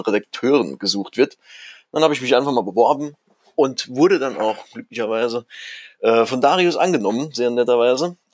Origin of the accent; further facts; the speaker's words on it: Saarland, Germany; moved away as an adult; now in Ruhr area, Germany; gebürtiger Saarländer. Und als mich mein Job ins Ruhrgebiet äh, verschlagen hat